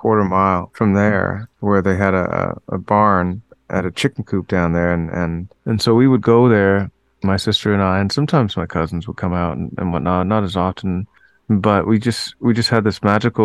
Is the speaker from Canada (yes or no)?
yes; Toronto, Ontario, Canada; also born or lived in Maple Ridge, British Columbia; I was born in Toronto